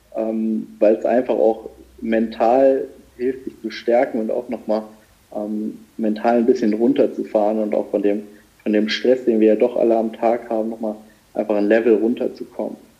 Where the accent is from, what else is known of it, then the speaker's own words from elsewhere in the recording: Saarland, Germany; ich bin ja gebürtiger Saarländer und wohne auch noch im Saarland